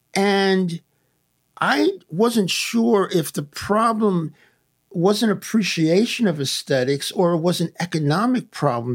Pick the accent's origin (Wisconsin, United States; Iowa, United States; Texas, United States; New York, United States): New York, United States; New York City; born or raised there; moved away as an adult; also born or lived in Massachusetts; now in Lakewood, United States